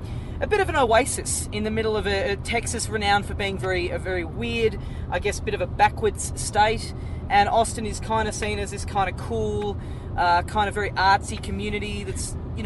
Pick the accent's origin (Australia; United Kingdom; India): Australia; Yeah, Australian.